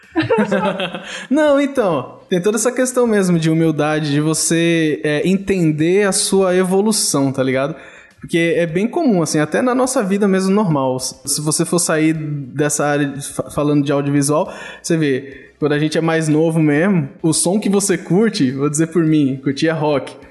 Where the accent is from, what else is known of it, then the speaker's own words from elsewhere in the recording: São Paulo, Brazil; moved away; eu fui criado em São Paulo